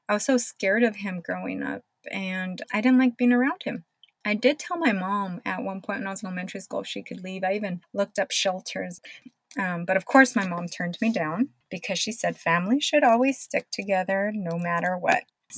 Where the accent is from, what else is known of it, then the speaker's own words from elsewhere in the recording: Jalisco, Mexico; born there; moved away; So, as a start, I was born in Jalisco, Mexico.